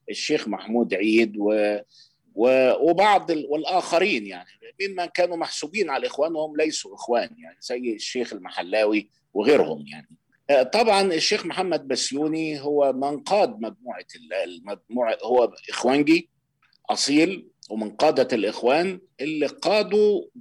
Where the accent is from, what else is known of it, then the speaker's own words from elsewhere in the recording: Kafr el-Dawwar, Beheira, Egypt; من جماعه الاخوان في بلدتنا يعني بلد اسمها كفر الدوار محافظه البحيره بجوار اسكندريه من على بعد 20 كيلو من اسكندريه